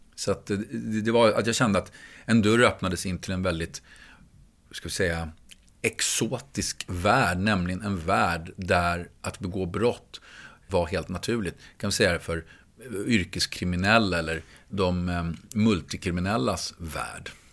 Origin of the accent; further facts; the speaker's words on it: Stockholm, Stockholm County, Sweden; När jag växte upp så växte jag upp i Gröndal som ligger utanför Stockholms innerstad